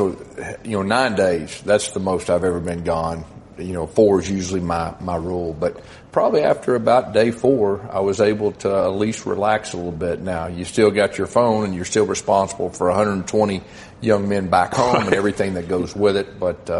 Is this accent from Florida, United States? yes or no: no; Irving, Texas, United States; born there; I was born in Irving, and my dad lived in the Dallas Metroplex when I was growing up